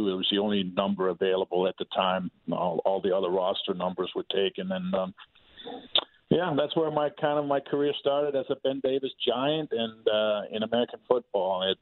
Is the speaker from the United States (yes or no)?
no; Denmark; English is a second language; so being being in a small country the size of Maryland, with about five and a half million people